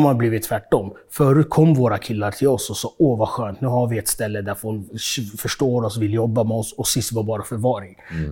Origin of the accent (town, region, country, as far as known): Stockholm, Stockholm County, Sweden; born or raised there; also born or lived in Uganda